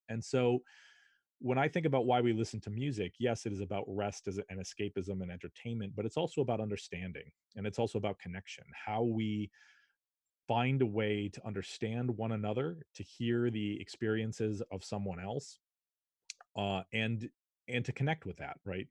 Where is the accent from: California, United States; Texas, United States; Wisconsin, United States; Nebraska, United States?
Wisconsin, United States; Shorewood; also born or lived in Madison, Wisconsin; I grew up in Shorewood, Wisconsin, a suburb of Milwaukee